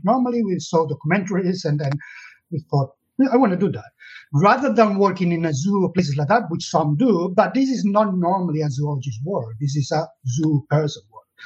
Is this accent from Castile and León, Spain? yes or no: no; Catalonia, Spain; English is a second language; moved away as an adult; now in United Kingdom; I was born in Catalonia, in the south of uh, Europe, uh, and in the 60s